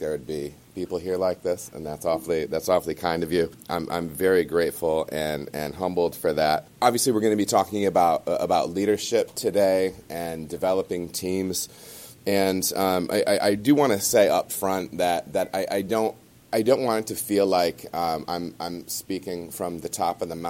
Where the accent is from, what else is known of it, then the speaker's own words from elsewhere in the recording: Michigan, United States; moved away as an adult; now in Cincinnati, United States; I was born and raised in Michigan, lived there my entire life